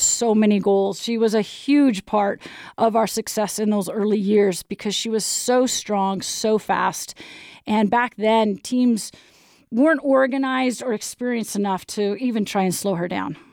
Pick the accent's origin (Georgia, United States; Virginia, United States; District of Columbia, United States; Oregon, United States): Oregon, United States; Portland; moved away as an adult; now in Utah, United States; I grew up in Portland, Oregon